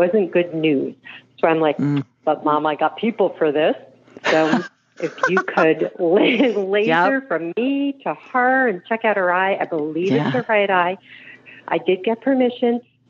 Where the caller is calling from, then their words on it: Raleigh, North Carolina, United States; I'm calling from Raleigh, North Carolina